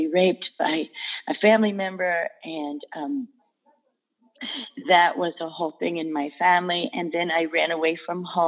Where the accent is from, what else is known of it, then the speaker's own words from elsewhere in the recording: Davie, Florida, United States; I am from, born in Davie, Florida